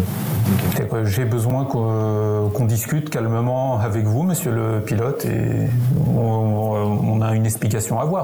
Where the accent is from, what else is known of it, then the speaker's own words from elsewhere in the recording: France; accent: French; On se retrouve deux Français dans un avion. Alors c'est un avion qui était loué à Montréal, donc immatriculation canadienne, avec mon accent français